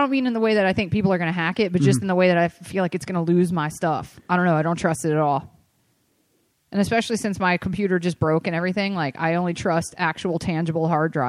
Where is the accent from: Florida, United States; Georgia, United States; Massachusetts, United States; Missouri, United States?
Georgia, United States; Atlanta; I grew up in Atlanta, which is only like an hour from Athens